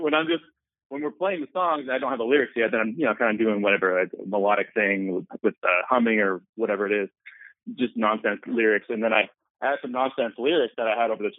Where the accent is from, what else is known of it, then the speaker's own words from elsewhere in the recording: Penngrove, California, United States; my hometown in Pengrove, California